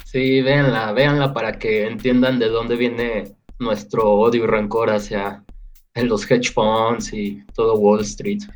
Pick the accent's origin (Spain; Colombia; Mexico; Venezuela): Mexico; en México tenemos muchos problemas económicos